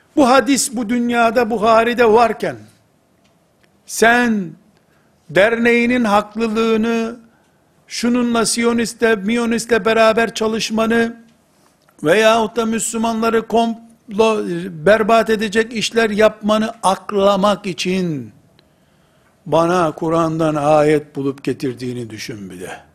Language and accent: Turkish; Turkey; Biz Türkiye'liyiz.